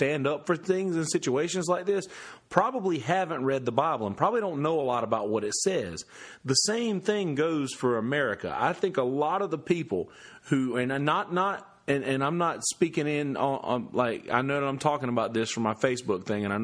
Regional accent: United States; I'm an American

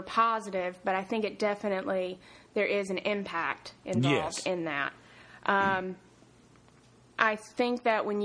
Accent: North Carolina, United States; accent: Southern; moved away as an adult; also born or lived in Tempe, Arizona; I'm originally from North Carolina

